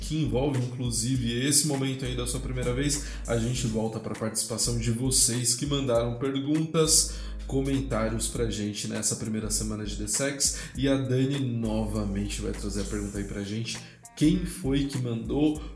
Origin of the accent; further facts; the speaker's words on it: São Paulo, Brazil; Hoje eu bato no peito e falo que eu sou do Grajaú sim com orgulho